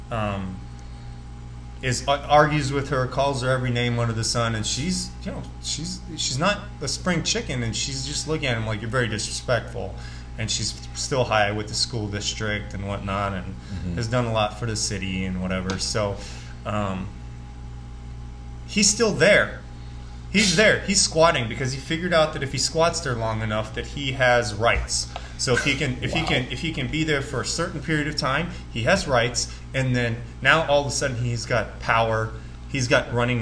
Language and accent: English; Las Vegas, Nevada, United States; growing up in Vegas